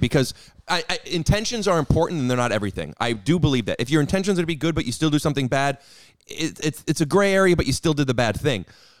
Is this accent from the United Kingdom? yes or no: yes; London, United Kingdom; Oh, I don't call those a cigarette. I'm from London.